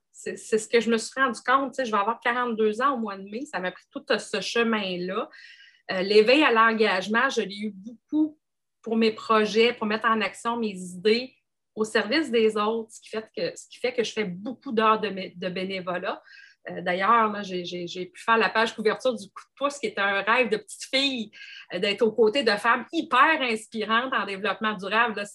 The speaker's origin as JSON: {"language": "French", "area": "Gaspésie", "region": "Quebec", "country": "Canada", "tie": "born or raised there", "said": "je suis originaire de la Gaspésie"}